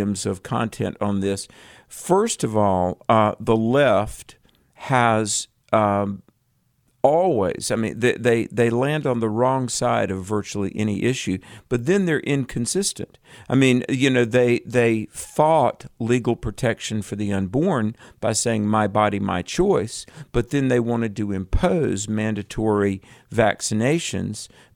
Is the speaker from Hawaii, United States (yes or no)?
no; North Carolina, United States; from my home state of North Carolina